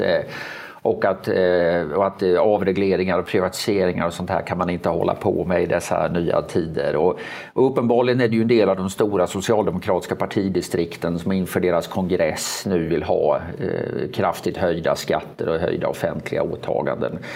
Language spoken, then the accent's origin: Swedish; Sweden; Jag är liksom uppväxt i ett Sverige när det var panik när arbetslösheten gick över 2